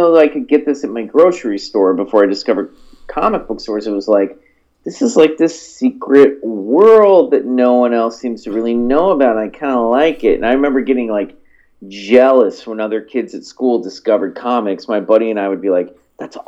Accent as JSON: {"language": "English", "town": "Olathe", "region": "Kansas", "country": "United States", "tie": "born or raised there", "said": "I grew up in Olathe"}